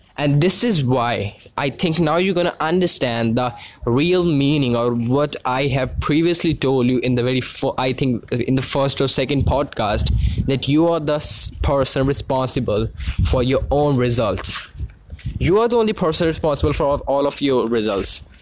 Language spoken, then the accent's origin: English; India; I'm actually from India